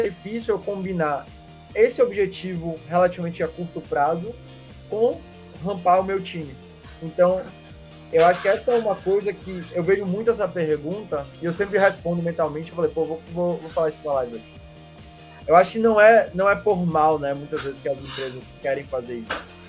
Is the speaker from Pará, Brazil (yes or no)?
no; Salvador, Bahia, Brazil; sou baiano, né? Vocês sabiam. A gente nasceu aqui em Salvador